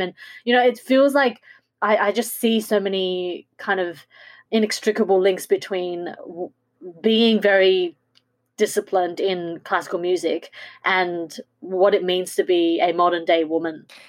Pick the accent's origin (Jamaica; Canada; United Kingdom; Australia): Australia; in Australia we don't have many versions of what a Asian woman looks like